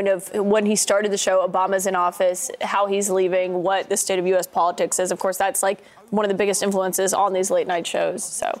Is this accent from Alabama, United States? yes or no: yes; Alabama, United States; we're both from Alabama.